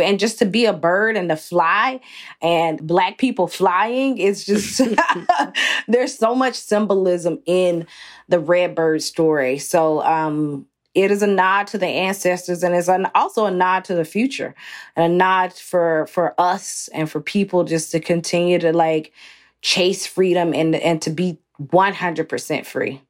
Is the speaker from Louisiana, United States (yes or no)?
no; Athens, Georgia, United States; moved away as an adult; also born or lived in New York City; I grew up in Athens, Georgia, which is about sixty miles north of Atlanta